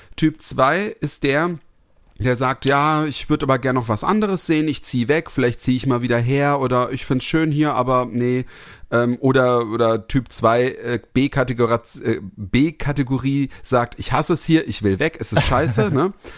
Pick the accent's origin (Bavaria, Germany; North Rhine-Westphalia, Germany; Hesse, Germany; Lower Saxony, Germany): Hesse, Germany; Heppenheim; moved away; also born or lived in Karlsruhe; bin ich da in, in Kirchhausen aufgewachsen, das ist mein Elternhaus